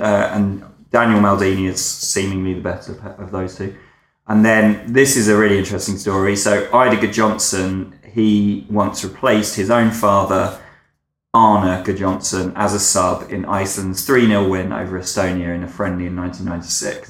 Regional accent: Essex, East of England, United Kingdom; I grew up in Essex

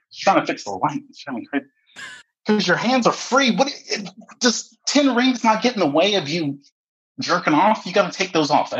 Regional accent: Texas, United States; moved away as an adult; now in Washington, United States; I'm from Texas.

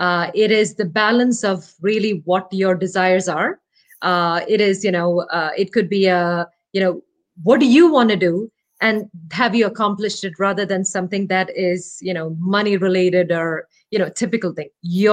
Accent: Kerala, India; first language Malayalam; English is a second language; My native language is Malayalam. It's a language spoken in Kerala, the southernmost part of India.

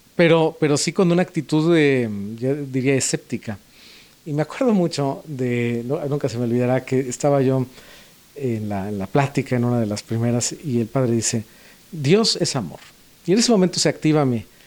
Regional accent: Puebla, Mexico; moved away; yo nací en Puebla

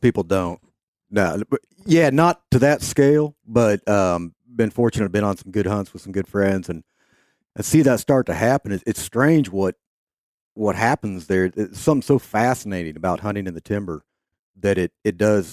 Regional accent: Kansas, United States; growing up in Kansas

